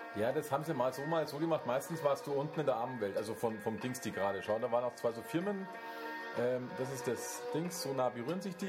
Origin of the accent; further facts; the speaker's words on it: Bavaria, Germany; als Bayer